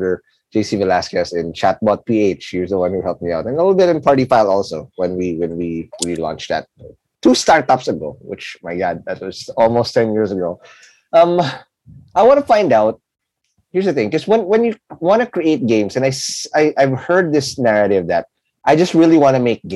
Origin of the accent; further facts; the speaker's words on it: Quezon City, Metro Manila, Philippines; I grew up in Kamuning Road in CIIT.